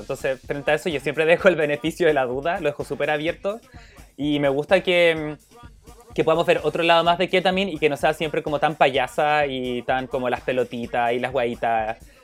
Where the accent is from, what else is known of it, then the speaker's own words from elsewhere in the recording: Chile; nosotras, que somos chilenas, que estamos en otro continente